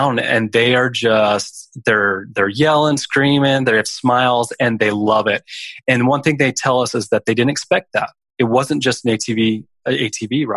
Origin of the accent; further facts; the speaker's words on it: Arizona, United States; moved away as an adult; now in Big Island, Hawaii, United States; I am actually a sixth generation farmer in Arizona.